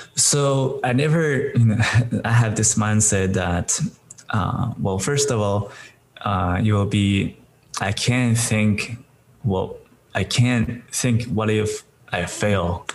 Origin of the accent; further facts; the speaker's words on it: China; moved away; I'm originally came from China